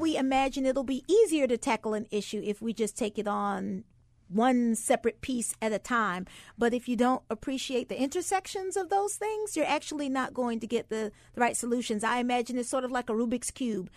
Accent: the South, United States; I grew up in the South

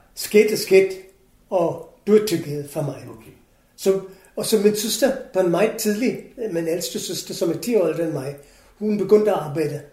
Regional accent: Kolkata, West Bengal, India; Danish is a second language; moved away as an adult; also born or lived in Goa, India / England; now in Denmark; jeg kommer fra Calcutta

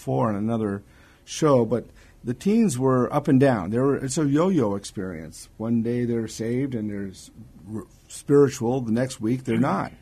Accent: California, United States; also born or lived in Hawaii; I was born in California

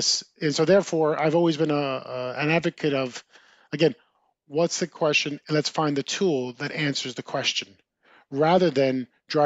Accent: New Jersey, United States; Growing up in New Jersey, as I mentioned, I had an older brother

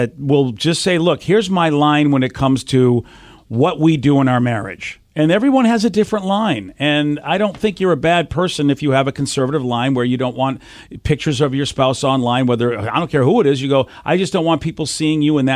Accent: Massachusetts, United States; I grew up in Massachusetts

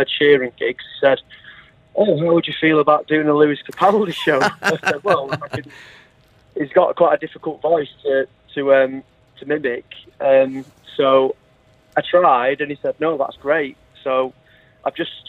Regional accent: Manchester, North West England, United Kingdom; now in Derbyshire, United Kingdom; I'm from Manchester originally, but I live in Derbyshire

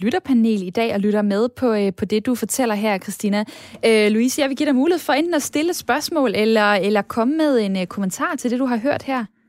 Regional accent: Esbjerg, Southern Denmark, Denmark; Esbjerg, jamen, øh, så rammer du mit hjerte, hvor jeg også øh, kommer fra.

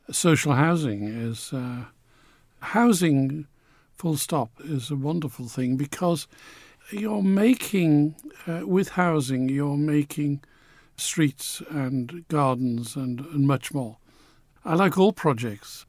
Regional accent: Newcastle upon Tyne, North East England, United Kingdom; also born or lived in Manchester; I grew up in Newcastle. I identify with Newcastle

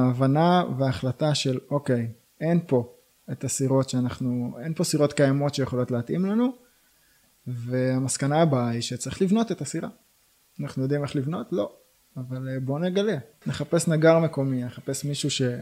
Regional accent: Michmanim, Northern District, Israel; אני נולדתי במכמנים וגר היום גם במכמנים.

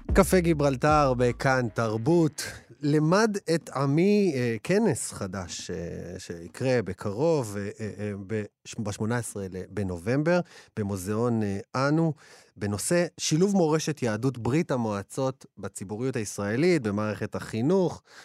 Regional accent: Ashdod, Southern District, Israel; אני מאשדוד

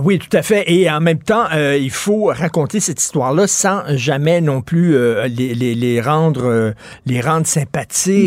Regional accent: Montreal, Quebec, Canada; J'ai grandi à Verdun dans les années 70

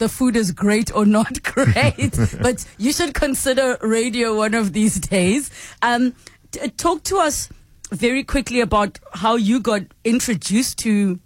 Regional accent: South Africa; as South Africans

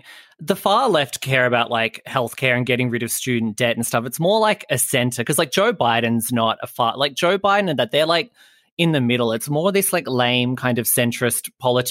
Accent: Australia; as an Australian

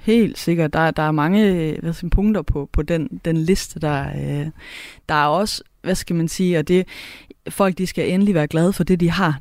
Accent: Southern Jutland, Southern Denmark, Denmark; accent: Southern Jutlandic; first language Southern Jutlandic; der, hvor jeg kommer fra, der, der, der har vi mange ord for mange ting på sønderjysk

